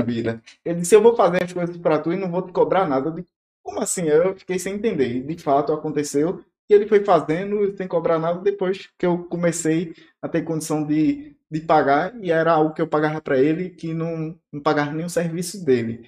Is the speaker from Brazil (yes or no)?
yes; Recife, Pernambuco, Brazil; also born or lived in Petrolina, Pernambuco; now in Porto Velho, Brazil; eu sou recifense, cresci no litoral, mas morei oito anos em Petrolina, sertão do Pernambuco